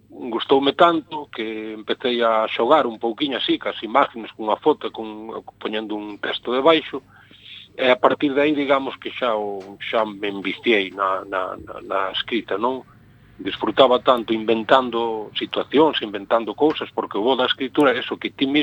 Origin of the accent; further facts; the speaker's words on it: Corme, Galicia, Spain; first language Galician; Eu son de Corme, claro, e aquí, nacín aquí, vivo aquí.